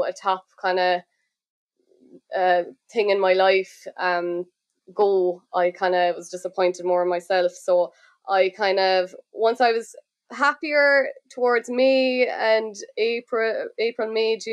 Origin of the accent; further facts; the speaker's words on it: Killarney, County Kerry, Munster, Ireland; moved away as an adult; now in Dublin, Ireland; I am originally from Clarny, County Kerry, but I'm living in Dublin the last two or three years.